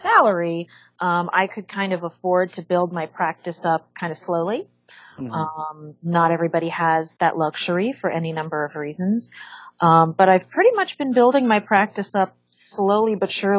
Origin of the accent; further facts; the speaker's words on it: Los Angeles, California, United States; also born or lived in San Diego; I'm from Los Angeles, but I went to UC San Diego to get my undergrad, degree before I came back to LA for my master's and my doctorate